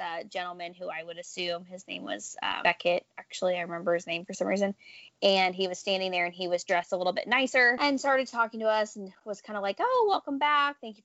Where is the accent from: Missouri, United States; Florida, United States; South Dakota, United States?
Missouri, United States; Kansas City; I'm from Kansas City